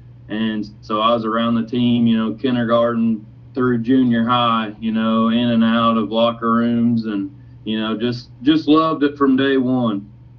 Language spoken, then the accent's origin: English; Marengo, Indiana, United States; I grew up in Marengo, Indiana, and you know, I went to high school at Crawford County